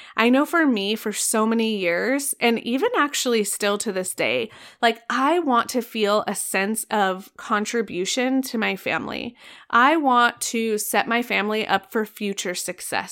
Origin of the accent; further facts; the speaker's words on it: Arizona, United States; I am from Arizona